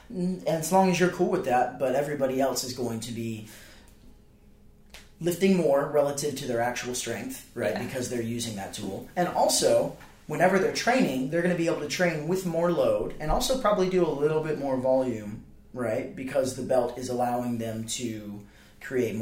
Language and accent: English; the South, United States; I'm from the South